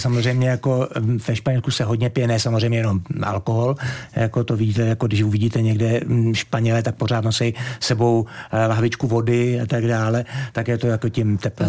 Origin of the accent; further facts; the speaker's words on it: Czechia; also born or lived in Gran Canaria, Spain / Tenerife, Spain; now in Fuerteventura, Spain; byl jsem první vlastně z České republiky za 62 let